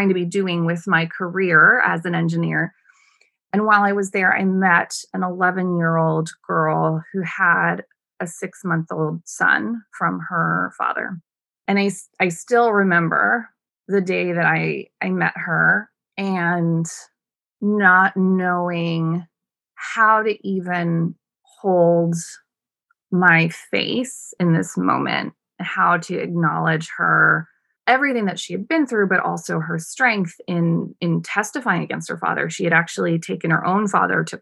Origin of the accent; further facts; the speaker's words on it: United States; moved away as an adult; also born or lived in Sri Lanka; as an American woman